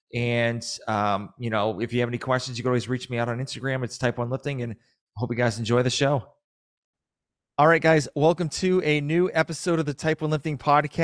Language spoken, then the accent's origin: English; Massachusetts, United States; now in Georgia, United States; So I am from Massachusetts.